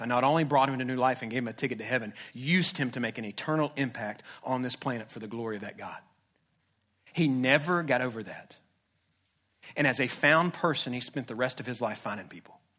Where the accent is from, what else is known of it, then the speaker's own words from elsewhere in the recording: Jacksonville, Florida, United States; I grew up in Jacksonville. I'm a Jacksonville kid